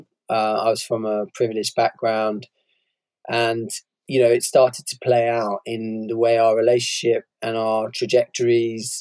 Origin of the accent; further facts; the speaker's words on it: Bristol, South West England, United Kingdom; When I was growing up, I was brought up in Bristol, very class segregated city